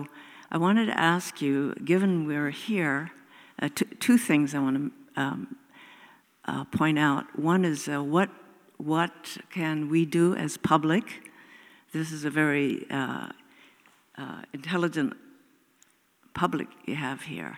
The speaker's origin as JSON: {"language": "English", "region": "Hawaii", "country": "United States", "moved": "yes", "lives_now": "Seattle, United States", "said": "I'm from Hawaii, but I live here and I go back and forth"}